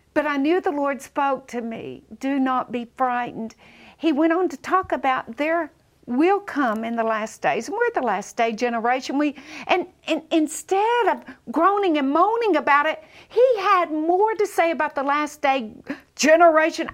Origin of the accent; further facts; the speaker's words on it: Southern, United States; accent: Southern; if everyone came out like me with a Southern accent?